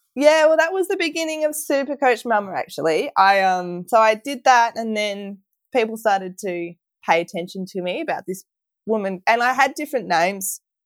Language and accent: English; Victoria, Australia; felt more like a Victorian than Australian than ever